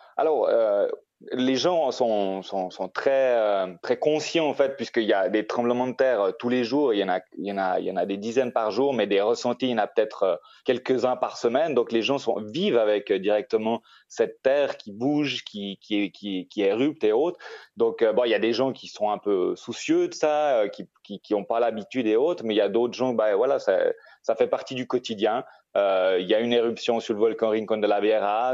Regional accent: Switzerland; moved away as an adult; now in Costa Rica; j'ai grandi en Suisse

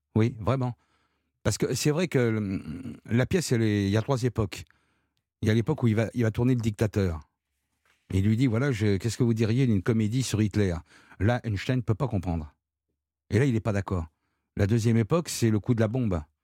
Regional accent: Marseille, Provence-Alpes-Côte d'Azur, France; quand j'étais gamin à Marseille

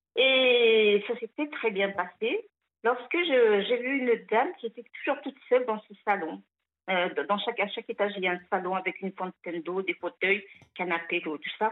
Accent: Algeria; il a même construit ce pavillon où je suis née

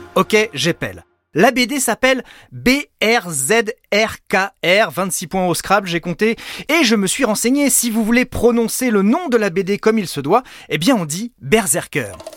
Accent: France; chez nous en France

